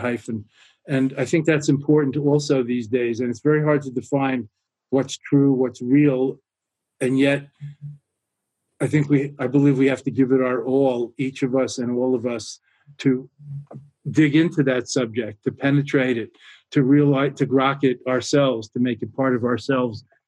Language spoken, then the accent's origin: English; New York, United States; now in near Boston, United States; being a New Yorker originally